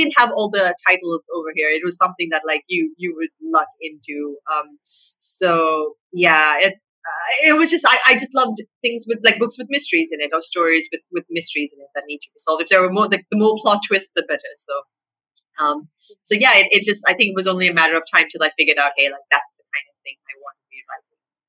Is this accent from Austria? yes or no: no; Sri Lanka; growing up in Sri Lanka, I didn't have a ton of access to, I think, more American titles. Like, growing up, we read a whole lot of Enid Blyton in Sri Lanka.